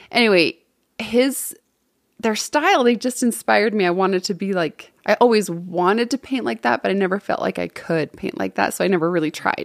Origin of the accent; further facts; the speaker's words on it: West Valley City, Utah, United States; I actually am from Utah. I'm from, it was Hunter when I was a kid.